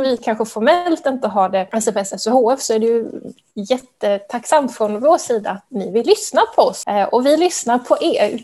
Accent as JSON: {"language": "Swedish", "region": "Skåne", "country": "Sweden", "moved": "yes", "lives_now": "Stockholm, Sweden", "said": "Jag är ju själv skåning"}